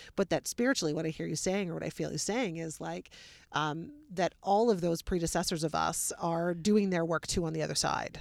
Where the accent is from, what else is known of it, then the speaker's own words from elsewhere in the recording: Wellesley, Ontario, Canada; I'm from Wellesley